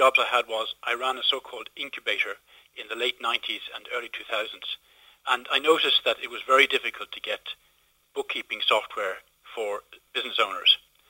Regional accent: Moone, County Kildare, Ireland; In a little village called Moon, County Kildare.

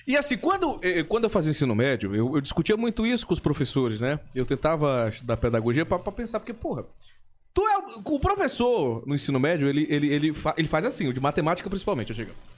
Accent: São Luís, Maranhão, Brazil; also born or lived in Imperatriz, Maranhão; Eu nasci em Imperatriz, no Maranhão

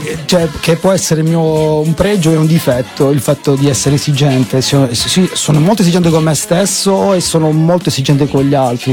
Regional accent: Putignano, Apulia, Italy; sono di Putignano

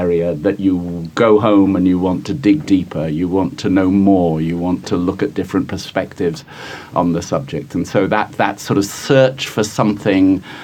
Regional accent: Guildford, South East England, United Kingdom; now in New York, United States; I grew up in a little town called Guildford, which is about 30 miles south of London

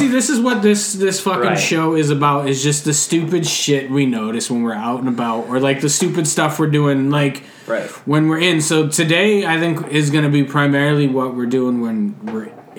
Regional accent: Spokane, Washington, United States; we're from Spokane, Washington, Spokane Valley

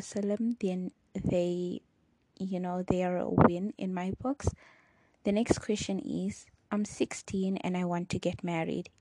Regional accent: Durban, KwaZulu-Natal, South Africa; first language Chichewa; English is a second language; I was born in Durban, South Africa. I've lived in South Africa my entire life, but my parents were born in Malawi. So growing up in South Africa

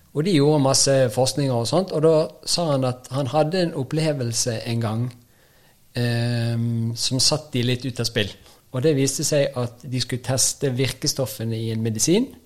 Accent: Bergen, Vestland, Norway; moved away; Jeg kommer jo fra Bergen, så det er jo en egen, eget land

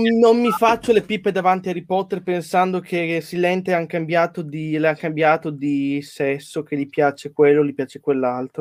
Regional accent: Poland

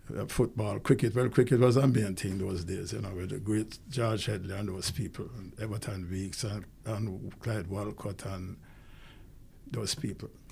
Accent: Kingston, Jamaica; I was born in Kingston.

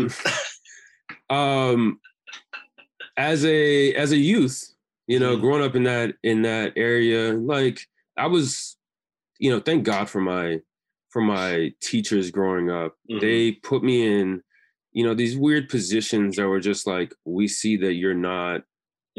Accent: Houston, Texas, United States; also born or lived in England; I grew up in the great area of Southwest Alief, Texas

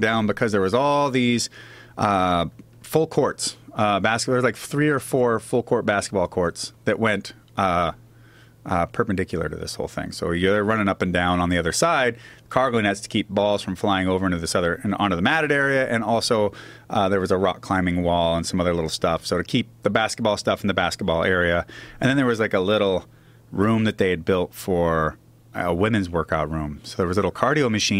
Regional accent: Seattle, Washington, United States; moved away as an adult; also born or lived in Missoula, Montana / Southern California; I'm from Ballard

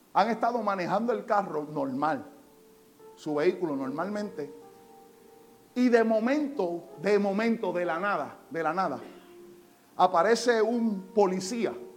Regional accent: Puerto Rico; En Puerto Rico pasa aún cuando nosotros somos ciudadanos americanos.

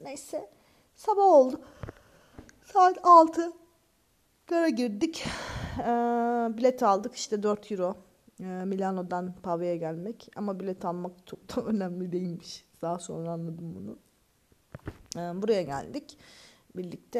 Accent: Turkey; moved away as an adult

